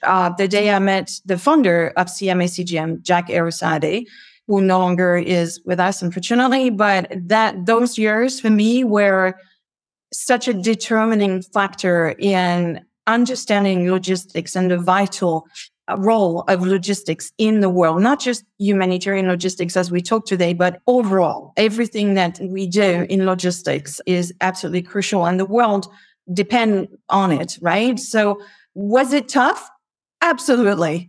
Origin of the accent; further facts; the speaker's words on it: near Paris, Île-de-France, France; moved away as an adult; I grew up in France, near Paris.